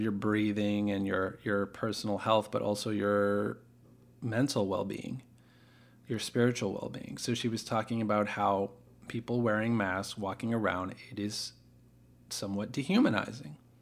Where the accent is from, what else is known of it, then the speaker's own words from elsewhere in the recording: United States; I didn't choose to be an American. I didn't work hard to become an American